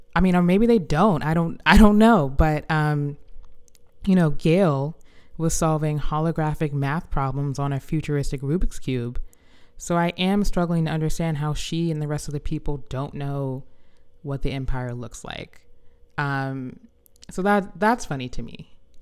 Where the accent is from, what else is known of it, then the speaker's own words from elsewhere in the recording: the South, United States; as a Southerner